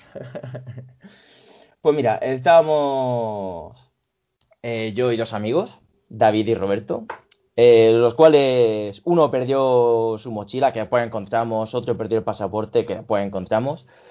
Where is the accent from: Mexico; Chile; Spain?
Spain; Region of Murcia; Se nota que soy murciano en esa expresión